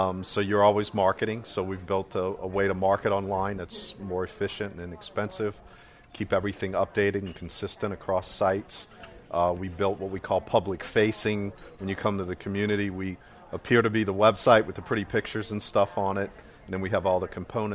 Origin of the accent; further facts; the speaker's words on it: New Orleans, Louisiana, United States; I'm from New Orleans.